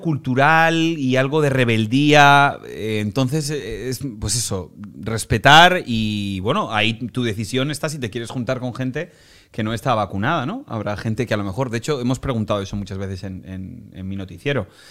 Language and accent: Spanish; Spain; moved away as an adult; now in Miami, United States; en mi país, en España